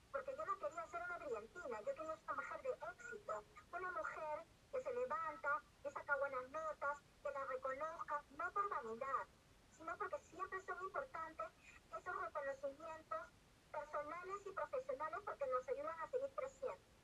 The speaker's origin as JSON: {"language": "Spanish", "country": "Peru"}